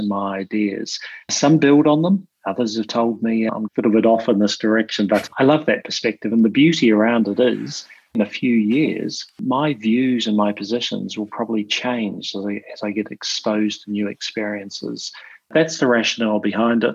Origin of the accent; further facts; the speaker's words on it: New Zealand; also born or lived in London; now in Sydney, Australia; I'm in Sydney at the moment, but for your listeners, just to remember, I'm a New Zealander, or commonly referred to as a Kiwi. So slightly different from that Aussie twang.